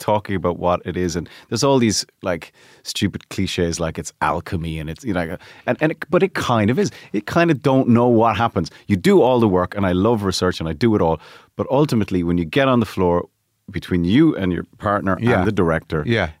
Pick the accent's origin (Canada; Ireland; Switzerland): Ireland; Cork, Munster; In Cork.